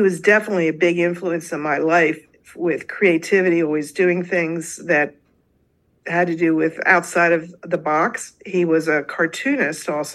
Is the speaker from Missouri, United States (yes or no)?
no; Delaware, United States; I actually was born and raised in Delaware, so I've lived here practically all my life